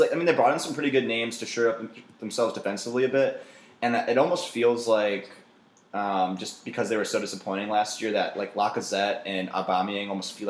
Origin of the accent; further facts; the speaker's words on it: United States; as an American Premier League fan